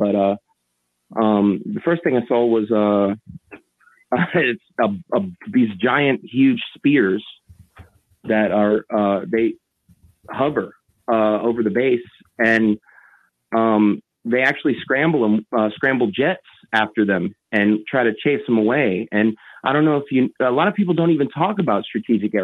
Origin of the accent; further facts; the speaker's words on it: Gulf Breeze, Florida, United States; I'm from Gulf Breeze, Florida